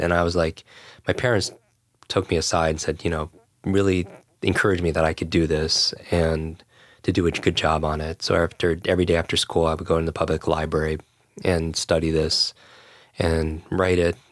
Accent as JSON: {"language": "English", "area": "Westchester", "region": "New York", "country": "United States", "tie": "born or raised there", "said": "I grew up in Westchester right here"}